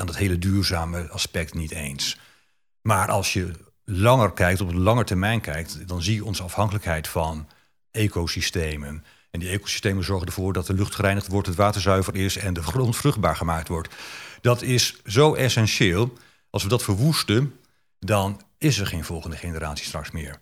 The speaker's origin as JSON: {"language": "Dutch", "region": "Bible Belt", "country": "Netherlands", "said": "ik kom uit de Bijbelbelt"}